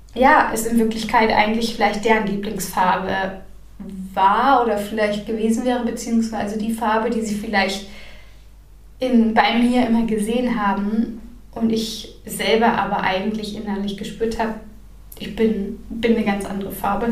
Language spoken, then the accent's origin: German; Northern Germany, Germany; ich komme aus dem Norden